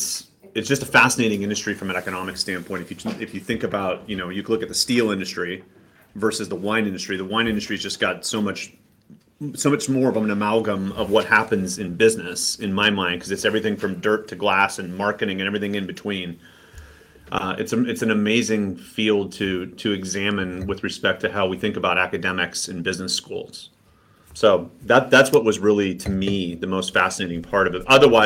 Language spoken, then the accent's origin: English; Sonoma County, California, United States; I came to Sonoma State. I grew up here in Sonoma County. I went to undergraduate and graduate school here in California and came back here to teach.